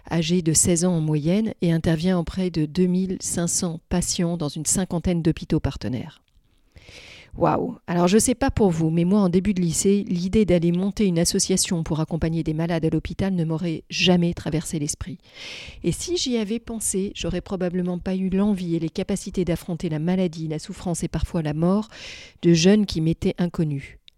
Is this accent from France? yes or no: no; Beirut, Beirut Governorate, Lebanon; Moi, je suis née à Beyrouth